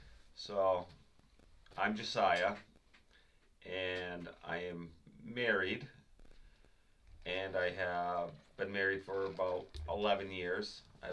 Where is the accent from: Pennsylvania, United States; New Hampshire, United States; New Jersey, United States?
New Hampshire, United States; Rindge; I grew up in the small town of Ringe my whole life. Lived here my whole life except for like 2 months when I tried out South Carolina and couldn't get back home fast enough.